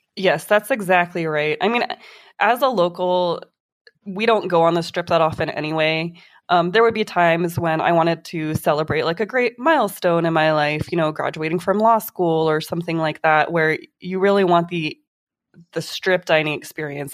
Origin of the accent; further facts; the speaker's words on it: Las Vegas, Nevada, United States; also born or lived in Reno, Nevada; I grew up here in Vegas. I've been here since I was three years old